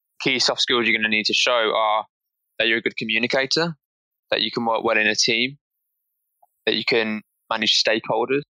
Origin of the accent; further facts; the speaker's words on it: Birmingham, West Midlands, United Kingdom; I'm from Birmingham, which is the second biggest city after London